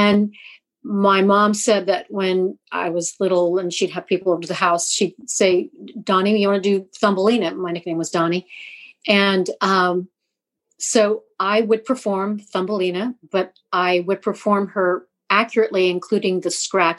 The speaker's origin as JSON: {"language": "English", "region": "California", "country": "United States", "also_born_or_lived": "Colombia / Costa Rica", "said": "I mean, I'm from California, but I was born in South America, in Colombia, and then lived in Costa Rica."}